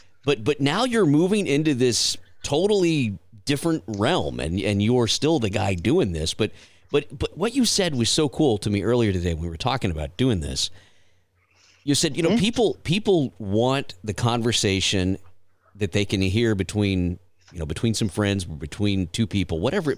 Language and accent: English; South Texas, United States; also born or lived in Portland, Texas; down where we grew up in South Texas